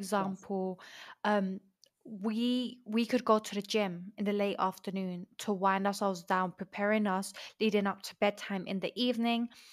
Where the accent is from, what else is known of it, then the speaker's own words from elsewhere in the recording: Colombia; moved away; also born or lived in London; I'm from, I was raised in London, but I grew up in Colombia